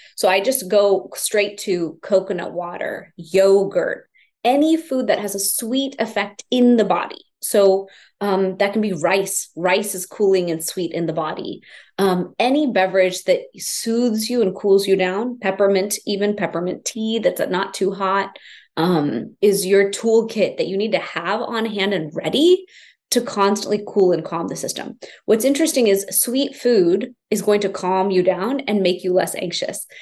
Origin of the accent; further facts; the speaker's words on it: Houston, Texas, United States; I grew up in Houston, Texas, typical American kid in an immigrant family